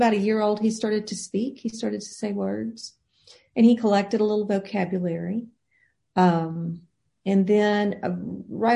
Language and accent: English; Frankville, Alabama, United States; moved away as an adult; also born or lived in Mobile, Alabama; now in Nashville, United States; I was born in Mobile, Alabama in 1972, and I spent the majority of my childhood in Frankville, Alabama, which is about 90 miles north of Mobile.